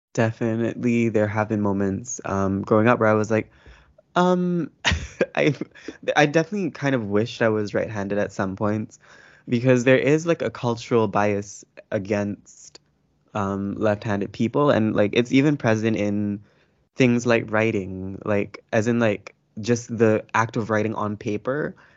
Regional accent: Malaysia; I am a Malay person

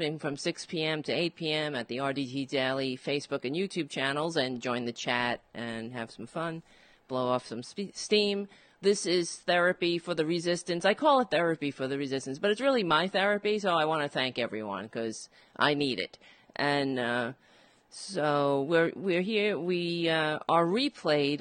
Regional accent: New York City, New York, United States; I grew up and on Staten Island, and it is a Republican borough

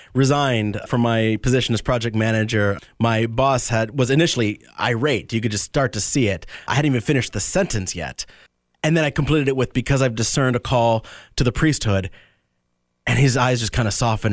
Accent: Tampa, Florida, United States; also born or lived in Medford, New Jersey; I was born in Medford, New Jersey. My family moved down, uh, to the Tampa area when I was three

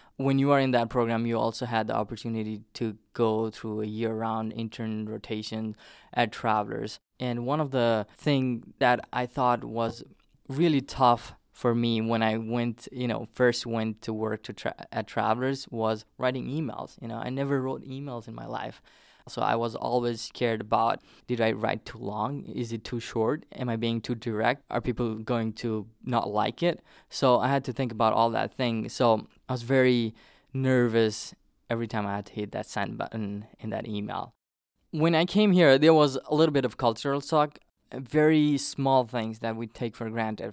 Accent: Terai, Nepal; English is a second language; now in western New England, United States; I came from Nepal

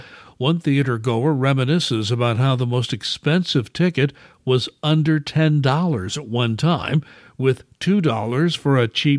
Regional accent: Midwest, United States; As a Midwesterner all my life

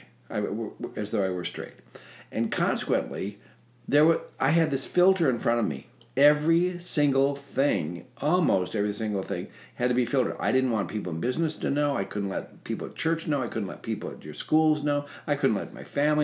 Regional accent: Minnesota, United States; moved away; I grew up in Minnesota

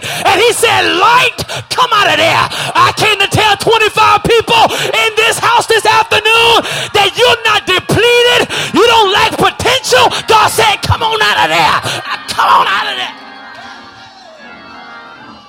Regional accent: Texas, United States; I'm from Texas

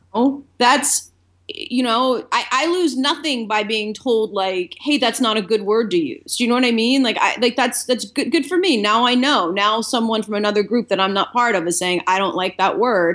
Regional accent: Delaware, United States; moved away as an adult; also born or lived in Boston; now in Los Angeles, United States; I grew up in Delaware

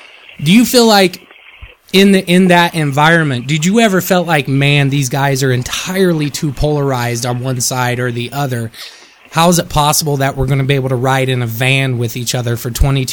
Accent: Midwest, United States; Yeah, I come from the Midwest.

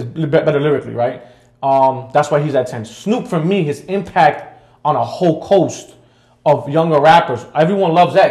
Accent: New York City, New York, United States; I'm from Queens

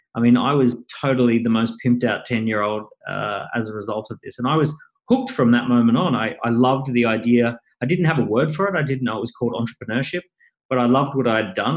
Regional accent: Maroochydore, Queensland, Australia; moved away as an adult; now in London, United Kingdom; went to Maroochydore High School. I grew up on long, endless beaches

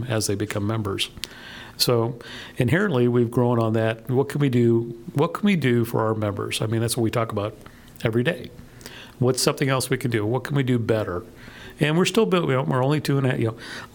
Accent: Miami, Florida, United States; also born or lived in Rio Grande Valley, Texas / San Francisco Bay Area, California; now in League City, United States; I grew up in South Florida and in the Miami area, and I've always been on the water

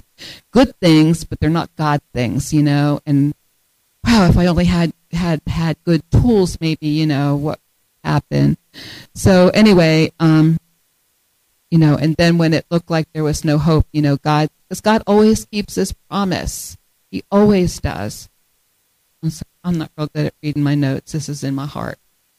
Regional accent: Delaware, United States; now in Michigan, United States; because we moved to Michigan 8 years ago. I came from Delaware. Delaware has three counties. Michigan has 83.

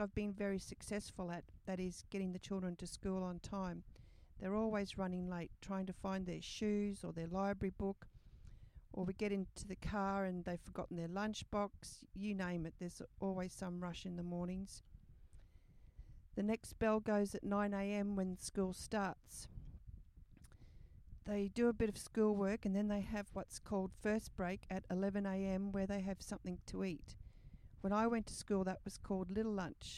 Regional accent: Australia; it's so hot and humid where I'm from

